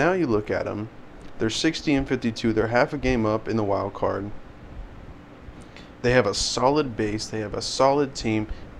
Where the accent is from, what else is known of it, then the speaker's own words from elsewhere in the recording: Pacific Northwest, United States; I'm from the Pacific Northwest